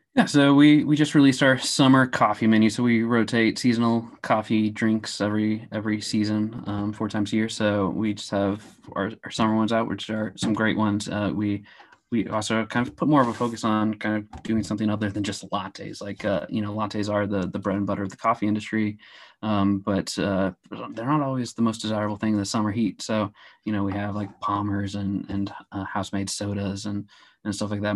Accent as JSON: {"language": "English", "town": "Kansas City", "region": "Missouri", "country": "United States", "tie": "born or raised there", "said": "I grew up in the Kansas City area"}